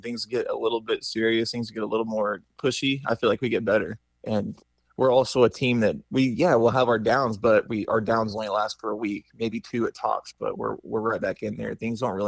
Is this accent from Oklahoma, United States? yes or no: yes; Oklahoma, United States; I'm from Oklahoma, so being here in Texas feels a lot like home